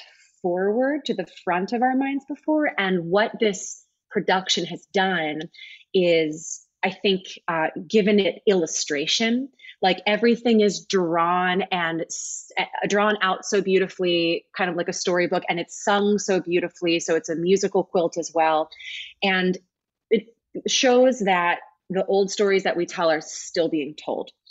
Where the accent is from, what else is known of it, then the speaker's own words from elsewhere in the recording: Ardmore, Pennsylvania, United States; I grew up in Ardmore. I lived on St. Paul's Road